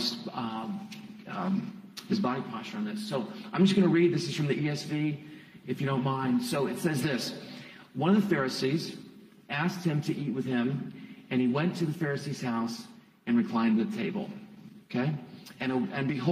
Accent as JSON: {"language": "English", "town": "Ashland", "region": "Ohio", "country": "United States", "tie": "born or raised there", "also_born_or_lived": "Columbus, Ohio", "said": "I'm originally from Ashland. I was born at Samaritan a few moons ago."}